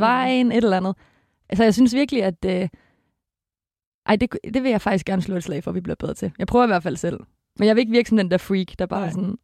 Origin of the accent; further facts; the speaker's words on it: Denmark; now in Copenhagen, Denmark; Jeg kommer fra en lille provinsby